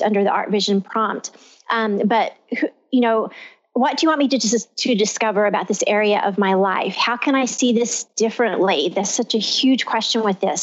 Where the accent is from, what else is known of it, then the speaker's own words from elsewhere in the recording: Texas, United States; I'm from Texas